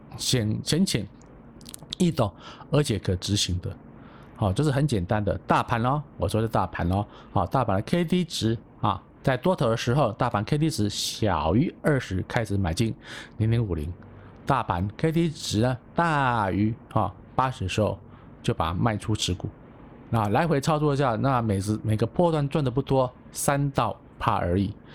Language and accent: Chinese; Taipei, Taiwan; 我是台湾人，但是我是台北囡仔